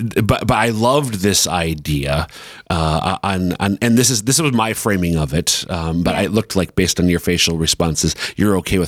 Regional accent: Central Minnesota, United States; now in Sioux Falls, United States; I'm from Central Minnesota.

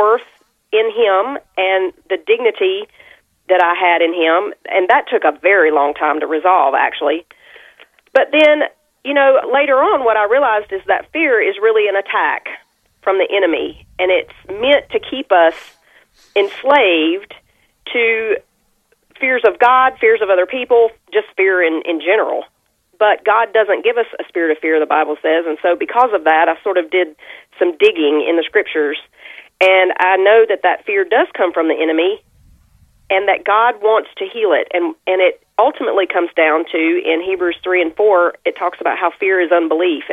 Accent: Southern United States, United States; I live east of Nashville, about 45 miles. And so I'm a Southern girl

